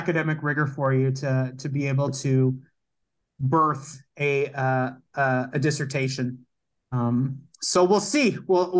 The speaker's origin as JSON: {"language": "English", "town": "Hamilton", "region": "Ontario", "country": "Canada", "tie": "born there", "also_born_or_lived": "Kitchener / St. John's", "said": "I was born in Hamilton, but we moved very quickly after that to Kitchener."}